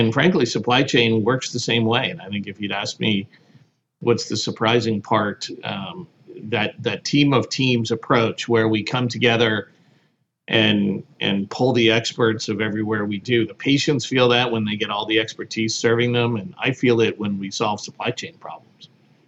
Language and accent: English; New Jersey, United States; also born or lived in Connecticut / Louisiana / Pennsylvania; lived in Connecticut and then Louisiana, and then settled in New Jersey and spent most of my time growing up in New Jersey, Pennsylvania area.